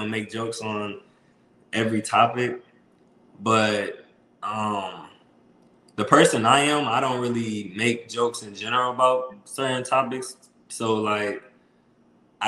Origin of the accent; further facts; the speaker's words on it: Toledo, Ohio, United States; also born or lived in Columbus, Ohio; I'm from Toledo. So I'm from the mud, Toledo.